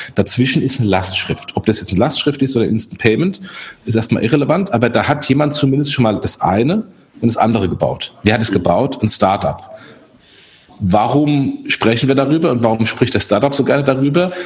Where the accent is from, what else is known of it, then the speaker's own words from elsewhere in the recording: Germany; wir als Deutsche